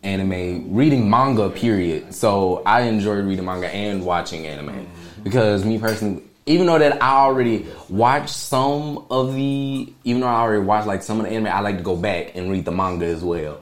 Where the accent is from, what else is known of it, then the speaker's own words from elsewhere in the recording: Huntsville, Alabama, United States; now in Fairfield, United States; I was actually born and raised in Huntsville, Alabama.